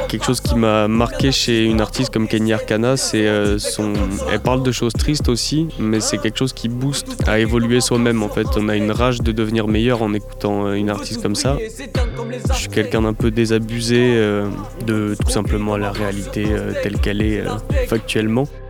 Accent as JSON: {"language": "French", "town": "Bordeaux", "region": "Nouvelle-Aquitaine", "country": "France", "said": "je viens de Bordeaux"}